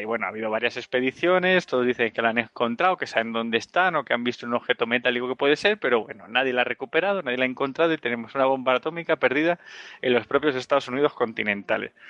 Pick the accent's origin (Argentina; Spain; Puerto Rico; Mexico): Spain; los cutres somos los españoles